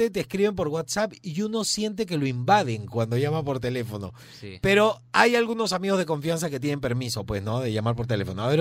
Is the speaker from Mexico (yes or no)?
no; Chile; moved away; Mira, cuando yo llegué de Chile vivía en la casa de mi abuela